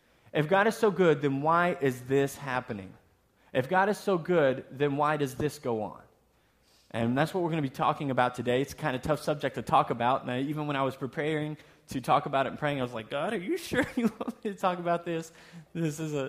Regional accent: the South, United States; moved away; also born or lived in Texas; I'm from the South, so we say soda

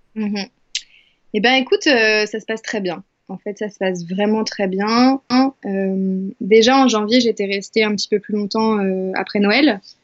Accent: Angers, Pays de la Loire, France; moved away; je suis à Angers, euh, ma terre natale, dans ma chambre de petite fille

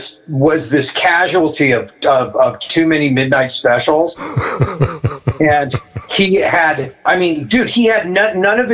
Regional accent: Manhattan Beach, California, United States; also born or lived in Woodland Hills, California / Mammoth Lakes, California; We lived in Manhattan Beach when I was little.

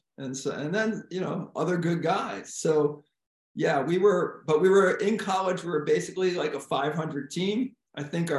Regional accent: Connecticut, United States; I grew up in Connecticut. Right. I grew up about 10 miles from where I am right now. So yeah, I went to Amity High School.

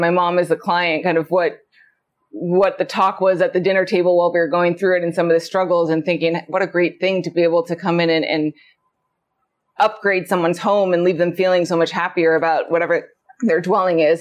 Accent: Anchorage, Alaska, United States; I was born and raised in Anchorage

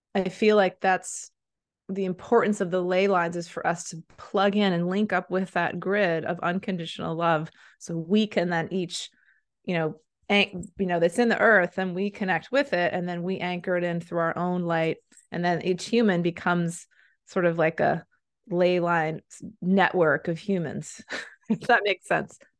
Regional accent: United States; also born or lived in Maine; I'm an American

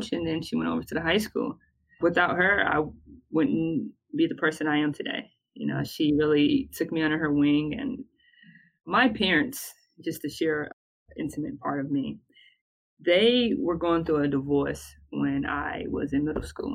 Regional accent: Bertie County, North Carolina, United States; I was raised in Bertie County.

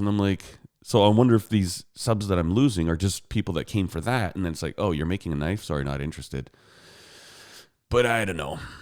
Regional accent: Calgary, Alberta, Canada; I was born in Calgary, Alberta, and I live in Calgary, Alberta

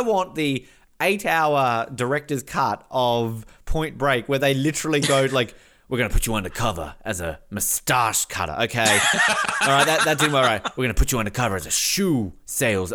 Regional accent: Tasmania, Australia; the big surfing in Australia is actually in my home state. So hashtag Team Tasmania.

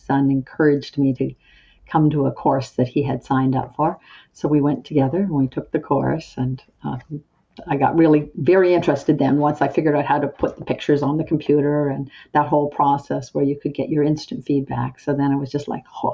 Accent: Antigonish, Nova Scotia, Canada; I grew up in Antigonish

